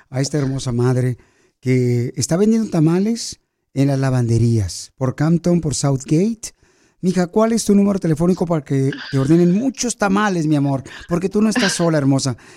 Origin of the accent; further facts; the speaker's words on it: Mexico City, Mexico; now in United States; no estás sola, porque aquí venimos a Estados Unidos de la Ciudad de México.